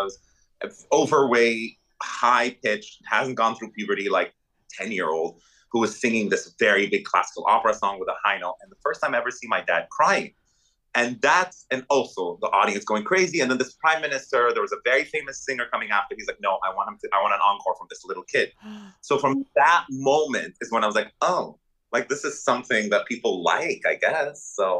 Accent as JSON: {"language": "English", "region": "Dubai", "country": "United Arab Emirates", "tie": "born there", "said": "I was born in Dubai in the Middle East, in the desert."}